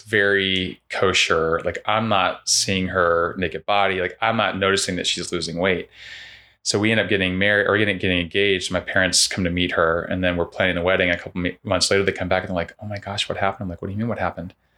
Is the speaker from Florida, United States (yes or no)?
yes; Winter Park, Florida, United States; moved away as an adult; I grew up in Winter Park